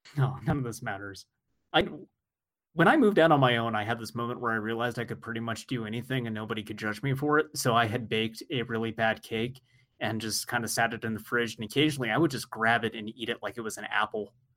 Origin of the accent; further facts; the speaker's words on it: United States; I'm American